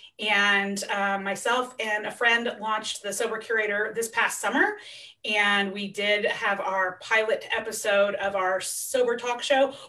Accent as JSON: {"language": "English", "town": "Centralia", "region": "Washington", "country": "United States", "tie": "born or raised there", "also_born_or_lived": "Seattle", "said": "we were living in Centralia, which is where I grew up. It's my hometown."}